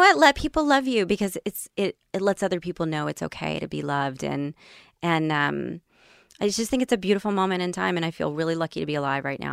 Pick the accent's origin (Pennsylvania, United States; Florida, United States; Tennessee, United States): Tennessee, United States; I grew up in Tennessee